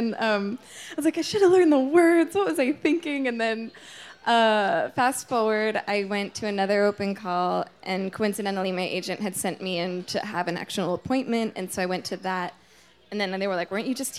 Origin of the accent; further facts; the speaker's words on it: Morris County, New Jersey, United States; I grew up in New Jersey in Morris County.